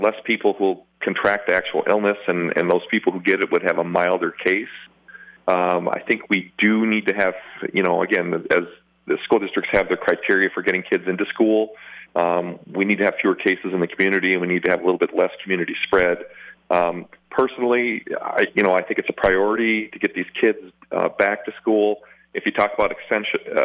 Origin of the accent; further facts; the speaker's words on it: South Dakota, United States; now in La Crosse, United States; I grew up in South Dakota, so I'm well-versed in hot dish